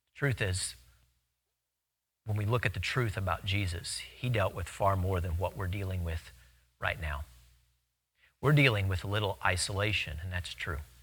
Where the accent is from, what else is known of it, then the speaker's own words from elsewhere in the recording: Louisiana, United States; In Louisiana, we have a ton of them.